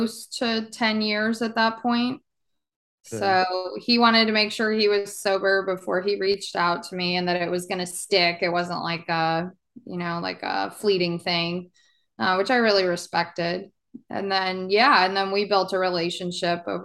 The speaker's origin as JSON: {"language": "English", "town": "Bethesda", "region": "Maryland", "country": "United States", "tie": "born or raised there", "also_born_or_lived": "Colorado / South Florida", "moved": "yes", "lives_now": "Fort Myers, United States", "said": "I was raised predominantly outside of Washington, D.C. in Bethesda, Maryland"}